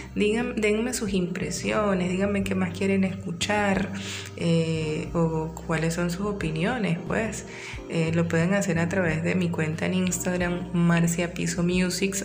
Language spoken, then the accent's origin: Spanish; San Félix, Bolívar, Venezuela; also born or lived in Maturín; now in Caracas, Venezuela; Después que yo salí de San Félix eh, y me interné en Maturín